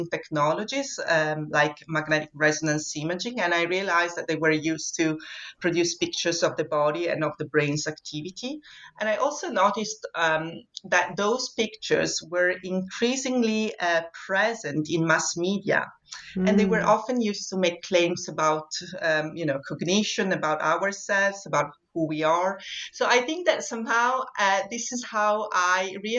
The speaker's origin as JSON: {"language": "English", "town": "Vittorio Veneto", "region": "Veneto", "country": "Italy", "tie": "born or raised there", "also_born_or_lived": "Venice, Italy", "moved": "as an adult", "lives_now": "Scotland", "said": "I was born in Vittorio Veneto, which is a very small town in the northeast of Italy"}